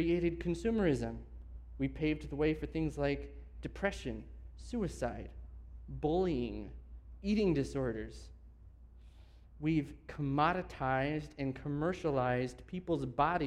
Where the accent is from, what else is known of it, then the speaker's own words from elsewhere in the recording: United States; being an American